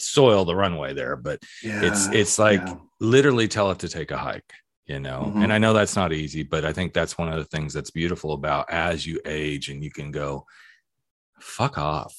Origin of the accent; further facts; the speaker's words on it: the South, United States; I was born in the South